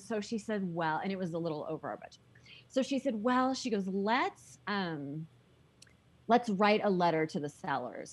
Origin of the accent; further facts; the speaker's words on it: San Diego, California, United States; moved away as an adult; also born or lived in Colorado; now in Park City, United States; I grew up in Southern California